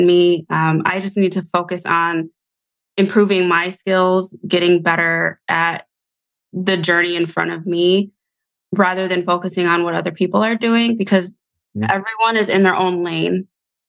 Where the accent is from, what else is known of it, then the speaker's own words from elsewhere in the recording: Buffalo, New York, United States; now in Georgia, United States; I'm originally from Buffalo, New York, where we get like 8 feet of snow